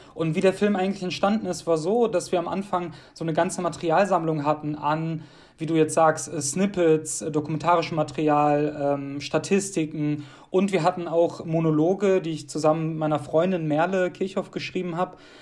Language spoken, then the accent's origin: German; Duisburg, North Rhine-Westphalia, Germany; also born or lived in Moldova; hier ist auf jeden Fall so der Ort, wo wir uns wohlfühlen, wo ich aufgewachsen bin.